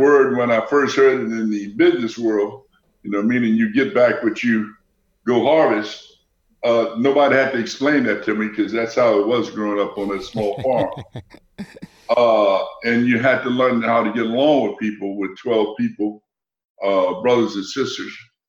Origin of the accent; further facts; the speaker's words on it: Louisiana, United States; It was hot. I can remember that. It was hot, and we grew up in a typical old wood frame house without air conditioning.